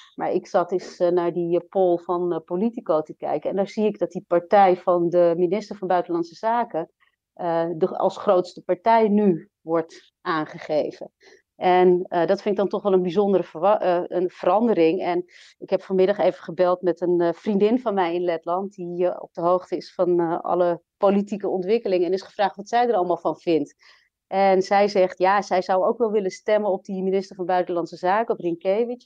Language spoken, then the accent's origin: Dutch; Amsterdam, North Holland, Netherlands; moved away as an adult; also born or lived in Latvia; En ik ben geboren en opgegroeid in Nederland, in Amsterdam.